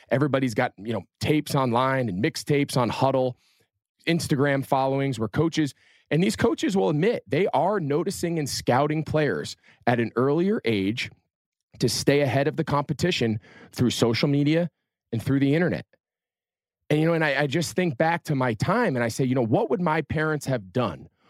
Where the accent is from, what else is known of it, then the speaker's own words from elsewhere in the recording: New Jersey, United States; we grew up in New Jersey